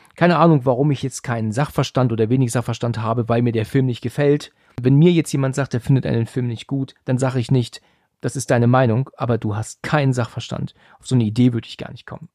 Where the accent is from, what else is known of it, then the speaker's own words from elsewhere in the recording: near Frankfurt, Hesse, Germany; also born or lived in Husum, Schleswig-Holstein; ich bin im Juli 1980 in Husum an der Nordsee geboren und bin aber schon seit 1988 in Hessen in der Nähe von Frankfurt